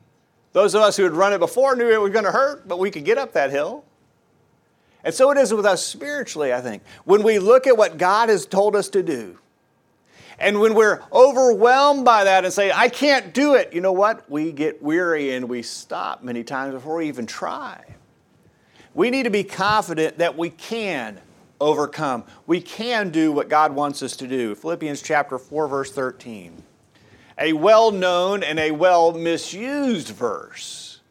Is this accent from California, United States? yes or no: no; Tennessee, United States; And I grew up mostly over in East Tennessee where it's hilly.